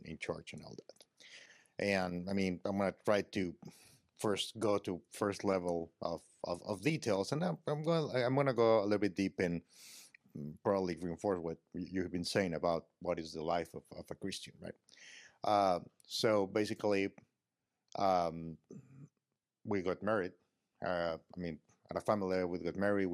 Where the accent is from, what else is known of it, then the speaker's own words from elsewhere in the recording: Mexico; I'm from Mexico